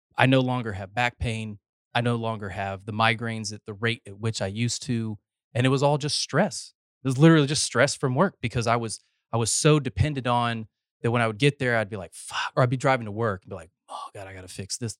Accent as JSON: {"language": "English", "region": "North Carolina", "country": "United States", "moved": "as an adult", "lives_now": "Texas, United States", "said": "I'm a North Carolina transplant, but I've got eleven years here."}